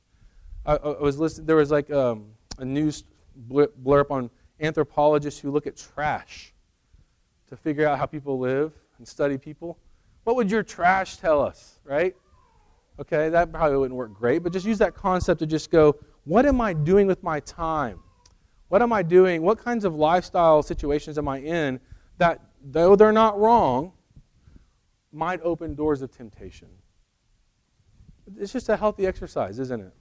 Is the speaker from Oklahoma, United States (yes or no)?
yes; Edmond, Oklahoma, United States; moved away as an adult; also born or lived in Colorado; now in Edmond, United States; We grew up in Edmond, very materialistic.